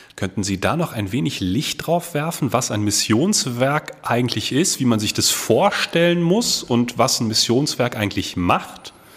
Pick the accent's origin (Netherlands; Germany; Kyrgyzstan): Germany; North Rhine-Westphalia; moved away as an adult; also born or lived in Ruhr area; now in Herford, Germany; Ich bin tatsächlich gebürtiger Ostwestfale